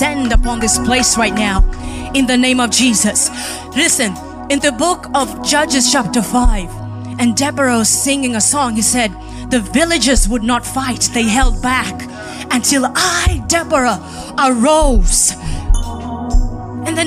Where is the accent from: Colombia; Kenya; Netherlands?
Kenya; moved away; as a Kenyan